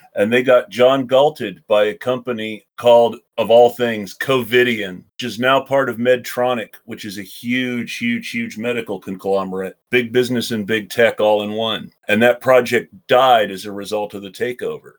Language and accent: English; Oregon, United States; my home state of oregon